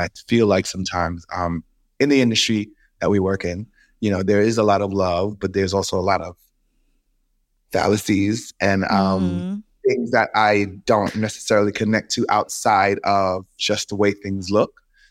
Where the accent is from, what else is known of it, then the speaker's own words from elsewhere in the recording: Kingston, Jamaica; also born or lived in New York; So I was born in Flatbush, moved to Kingston. When I came back to New York, I had a little accent